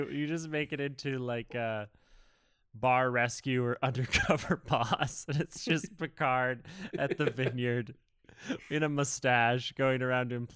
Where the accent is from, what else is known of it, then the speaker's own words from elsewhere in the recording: Texas, United States; Yeah, like they call me …. I'm from Texas.